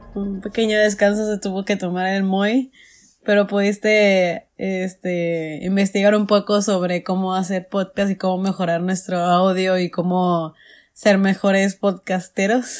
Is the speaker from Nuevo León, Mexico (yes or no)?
no; Ciudad Juárez, Chihuahua, Mexico; en, en Juárez sí se festeja todavía, o sea, yo de chiquita en mis calles sí se festejaba mucho